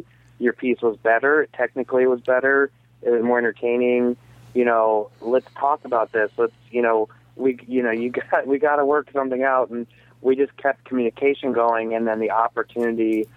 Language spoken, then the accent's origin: English; Columbus, Ohio, United States; I'm from Columbus, Ohio.